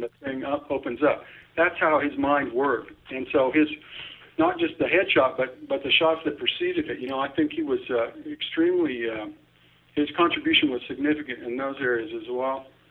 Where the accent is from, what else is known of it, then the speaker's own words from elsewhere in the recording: Topeka, Kansas, United States; also born or lived in Washington D.C.; I was six years old, growing up in Topeka, Kansas